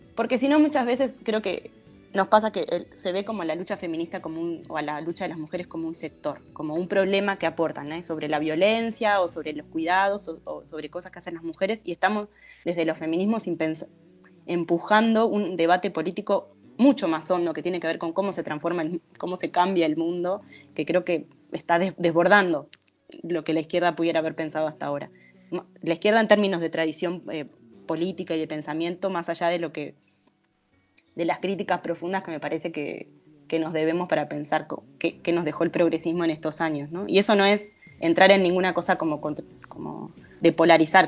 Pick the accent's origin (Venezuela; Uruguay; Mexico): Uruguay; Durazno; Yo soy de Durazno